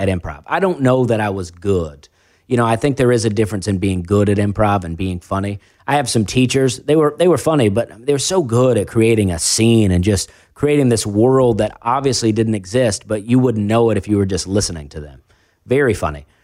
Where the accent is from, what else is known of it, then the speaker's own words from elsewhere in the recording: Alabama, United States; also born or lived in Charleston; I moved to, uh, a trailer park with my mom in Alabama, and I lived there till I was fourteen